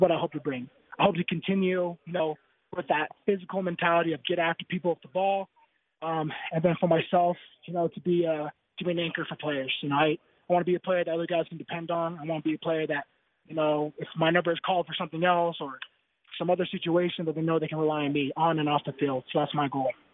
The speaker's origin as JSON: {"language": "English", "town": "Bountiful", "region": "Utah", "country": "United States", "also_born_or_lived": "Palo Alto", "lives_now": "Provo, United States", "said": "I'm from Bountiful originally, so I thought I'd be used to the cold"}